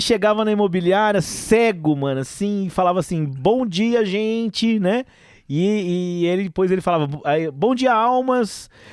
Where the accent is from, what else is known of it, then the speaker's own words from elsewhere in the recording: Ribeirão Preto, São Paulo, Brazil; moved away as an adult; also born or lived in Franca; now in Goiânia, Brazil; eu saí de Franca com sete anos e mudei para Ribeirão Preto. Meu pai comprou uma casa lá em Ribeirão Preto